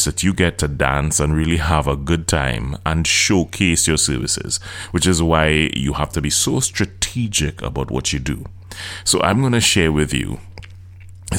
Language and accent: English; Trinidad & Tobago; I'm from Trinidad and Tobago, in case you didn't know. My accent is different, so I'm from the Caribbean.